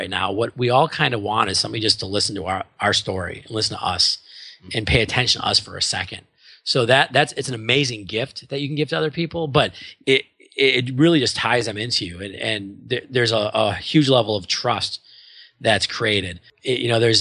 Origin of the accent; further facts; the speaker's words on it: Milwaukee, Wisconsin, United States; moved away; I'm from Milwaukee originally